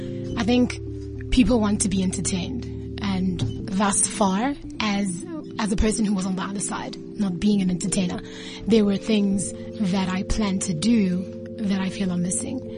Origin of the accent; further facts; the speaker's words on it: South Africa; now in East Rand, South Africa; Grew up in the North.